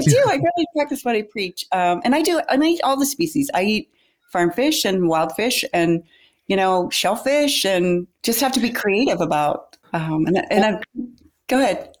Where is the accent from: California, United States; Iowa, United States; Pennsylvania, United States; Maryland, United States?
Pennsylvania, United States; Pittsburgh; moved away as an adult; also born or lived in Florida Keys; I grew up in Pittsburgh, Pennsylvania